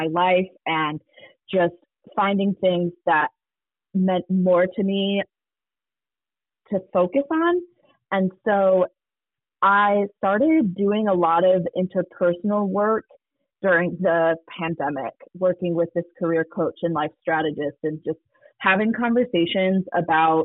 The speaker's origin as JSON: {"language": "English", "town": "Detroit", "region": "Michigan", "country": "United States", "tie": "born or raised there", "also_born_or_lived": "Charlotte, North Carolina", "moved": "yes", "lives_now": "Atlanta, United States", "said": "I live in Atlanta, Georgia. I previously lived in Charlotte, North Carolina, through route of growing up in Detroit, Michigan."}